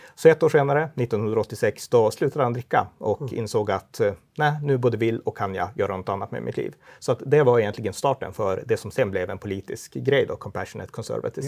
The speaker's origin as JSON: {"language": "Swedish", "town": "Örnsköldsvik", "region": "Västernorrland County", "country": "Sweden", "tie": "born or raised there", "also_born_or_lived": "Umeå", "said": "jag kommer från Örnsköldsvik, eh, mm. en stad i Norrland och eh, jag har pingströrelsebakgrund, uppväxt i pingstkyrkan där"}